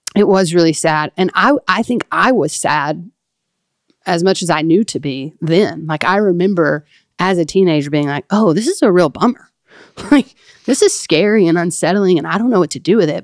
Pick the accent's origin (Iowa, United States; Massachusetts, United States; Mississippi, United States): Mississippi, United States; Flora; that's where I really call my hometown. I think we've talked about it on here before, but um, the town of Flora, Mississippi